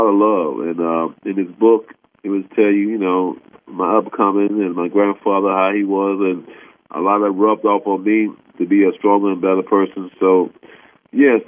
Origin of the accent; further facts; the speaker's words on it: Ohio, United States; I'm from Ohio